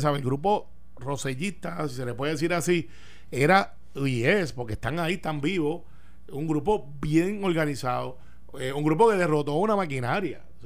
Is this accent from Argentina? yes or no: no; Puerto Rico